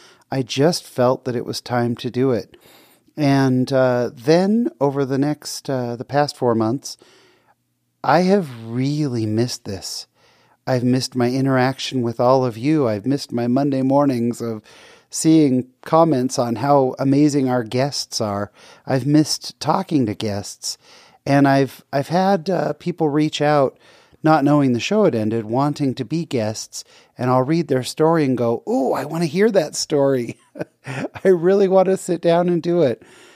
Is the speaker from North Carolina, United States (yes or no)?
no; California, United States; someone I grew up with in California